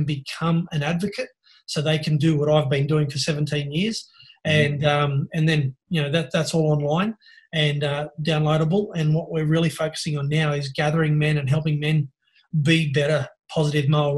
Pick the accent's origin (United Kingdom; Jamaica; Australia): Australia; Sydney, New South Wales; from Norwest, Sydney, northwest part of Sydney. So it's, for those who don't know, it's commonly known as the Hills District